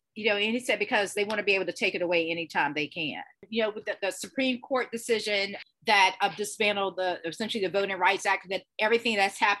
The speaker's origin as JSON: {"language": "English", "country": "United States", "said": "as an American"}